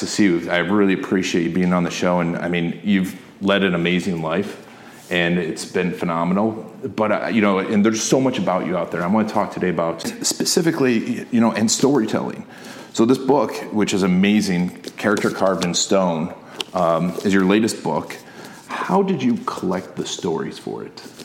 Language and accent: English; Milwaukee, Wisconsin, United States; moved away; I'm from Milwaukee originally